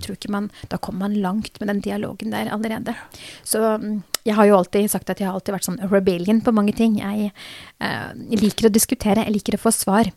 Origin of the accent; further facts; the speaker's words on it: Drammen, Buskerud, Norway; jeg som egentlig har født og oppvokst her i Norge